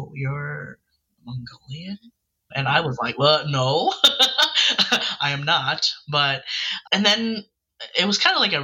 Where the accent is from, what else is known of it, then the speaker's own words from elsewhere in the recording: St. Paul, Minnesota, United States; now in Monroe, United States; I'm from the Twin Cities area. I'm St. Paul, Minnesota.